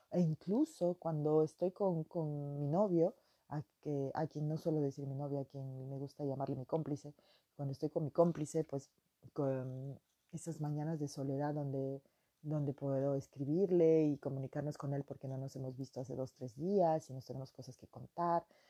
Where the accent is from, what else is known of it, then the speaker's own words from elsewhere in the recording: Peruvian Amazon, Peru; moved away as an adult; now in France; yo vengo de la Amazonía del Perú